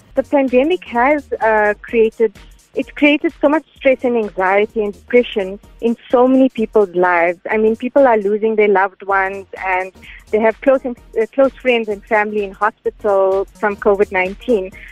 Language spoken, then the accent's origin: English; Gauteng, South Africa; also born or lived in Durban / Pretoria; I was born in Durban, um, and when I was two years old, we moved to Gauteng